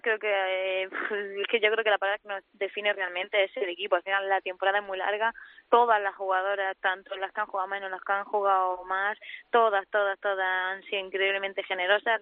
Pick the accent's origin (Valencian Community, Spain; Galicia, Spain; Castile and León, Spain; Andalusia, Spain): Andalusia, Spain; Granada; now in Madrid, Spain; en Granada, que encima todo en mi tierra